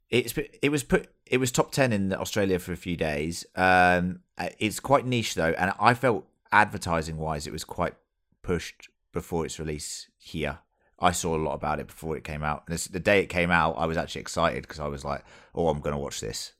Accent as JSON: {"language": "English", "region": "England", "country": "United Kingdom", "said": "As an English person"}